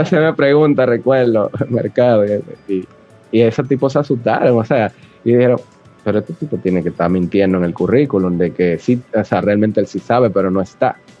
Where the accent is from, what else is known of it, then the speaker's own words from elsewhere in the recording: Santo Domingo, Distrito Nacional, Dominican Republic; Yo nací aquí en Santo Domingo, Distrito Nacional, un 29 de julio de 1986